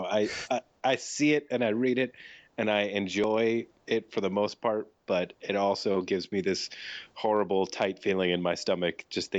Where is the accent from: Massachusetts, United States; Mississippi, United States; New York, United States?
New York, United States; moved away; also born or lived in Maryland; I'm from New York originally